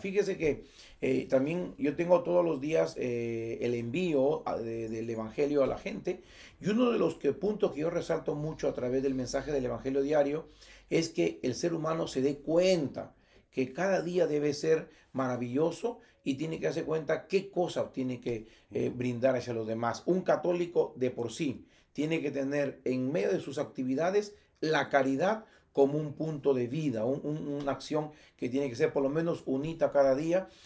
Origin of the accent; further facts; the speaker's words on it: Motupe, Lambayeque, Peru; Mi pueblo natural es Motupe es una comunidad o un, distrito, ciertamente, donde en el año 74 que nací